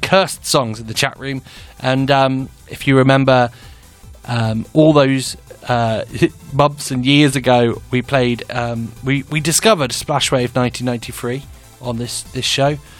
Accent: England, United Kingdom; Or as I'm English, I can also pronounce it Le Mans 24.

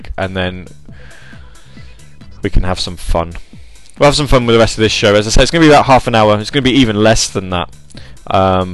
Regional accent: Grantham, East Midlands, United Kingdom; my hometown

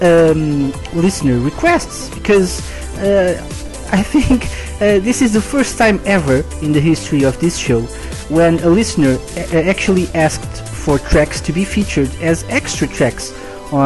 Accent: Portugal; I'm live from Portugal.

